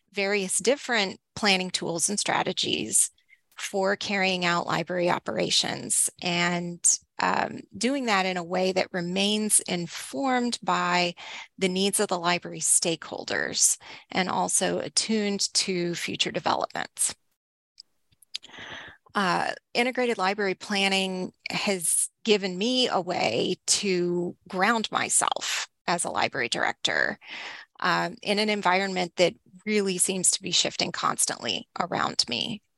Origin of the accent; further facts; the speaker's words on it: Texas, United States; So I grew up in Northeast Texas, and I've been in libraries.